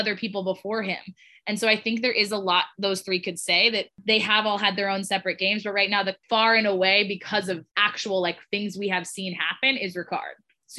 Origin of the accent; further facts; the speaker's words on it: New York, United States; I'm like from Long Island, Nick.